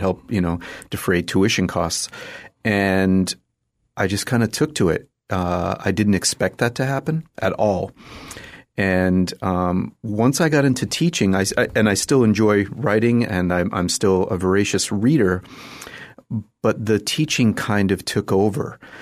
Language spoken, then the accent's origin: English; just outside of Boston, Massachusetts, United States; I grew up in Massachusetts, just outside of Boston